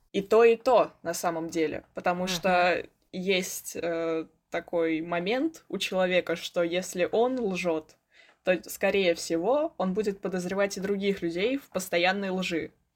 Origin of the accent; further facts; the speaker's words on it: Moscow, Russia; мне 16 лет, я из Москвы